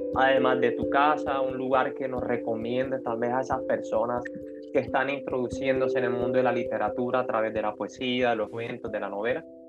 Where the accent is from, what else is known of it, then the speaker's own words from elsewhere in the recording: Cartagena, Bolívar, Colombia; yo también soy cartagenero